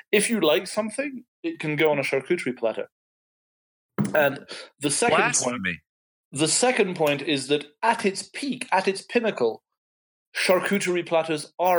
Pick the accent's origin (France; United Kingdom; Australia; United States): France; born there; As your very attentive listeners will know, I was born in France. I am half French.